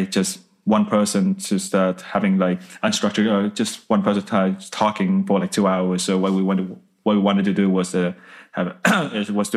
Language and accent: English; Vietnam; English is a second language; also born or lived in Scotland; now in Dublin, Ireland; when we started growing up in Vietnam